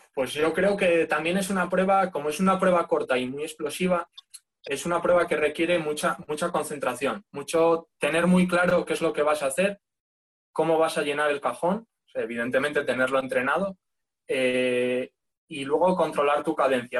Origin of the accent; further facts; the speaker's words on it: León, Castile and León, Spain; moved away as an adult; also born or lived in Asturias; yo soy de León, lo que pasa es que me fui a estudiar a, la Uni a Asturias